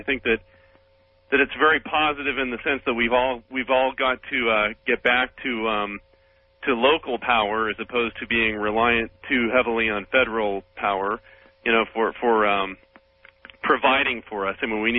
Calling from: Sacramento, California, United States; I'm calling from Sacramento. I'm a law student

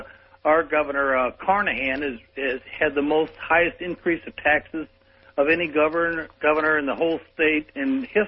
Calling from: St. Louis, Missouri, United States; I'm calling from St. Louis over a powerful KSD.

